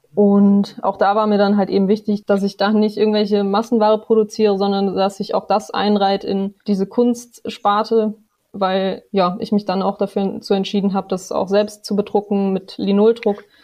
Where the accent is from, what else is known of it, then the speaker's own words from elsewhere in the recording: Bad Neuenahr-Ahrweiler, Rhineland-Palatinate, Germany; moved away as an adult; now in Marburg, Germany; ich komme ursprünglich aus Ahrweiler, bin da geboren, aufgewachsen, meine Familie lebt dort